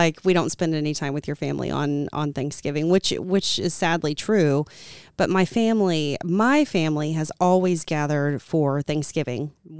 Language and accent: English; Arkansas, United States; moved away; I'm from Arkansas, so we typically are traveling to Arkansas every year.